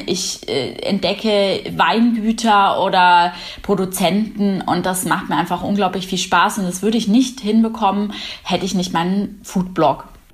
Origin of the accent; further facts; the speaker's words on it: Munich, Bavaria, Germany; Weiß-Blau steht für meine Heimat. Heimat ist Bayern und äh, München im Besonderen. Hier lebe ich